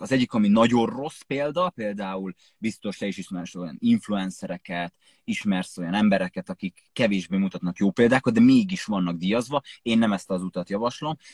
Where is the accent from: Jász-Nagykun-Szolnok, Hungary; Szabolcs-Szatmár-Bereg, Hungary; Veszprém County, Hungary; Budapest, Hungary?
Jász-Nagykun-Szolnok, Hungary; Jászapáti; moved away as an adult; én Jászopáti nőttem fel, ez egy, ö, kis falu.